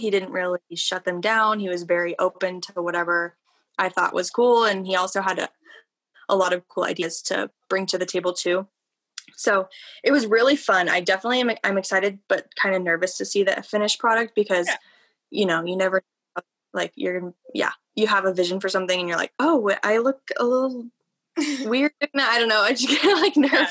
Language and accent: English; Broomfield, Colorado, United States; moved away as an adult; now in Fort Collins, United States; I'm from Broomfield, Colorado, yeah. but moved here for CSU